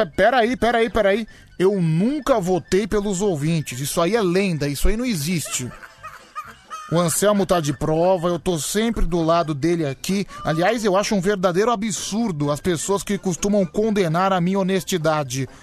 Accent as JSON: {"language": "Portuguese", "country": "Brazil", "said": "eu sou brasileiro"}